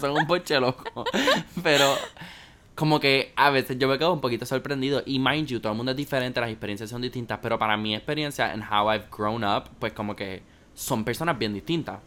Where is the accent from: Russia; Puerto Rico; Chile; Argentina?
Puerto Rico; nosotros cogemos clases de inglés acá en Puerto Rico